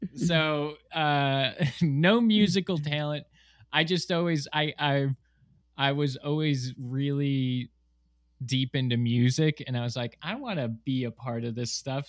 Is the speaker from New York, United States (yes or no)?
yes; Ashville, New York, United States; moved away as an adult; also born or lived in Miami; I grew up in Western New York in a small town called Asheville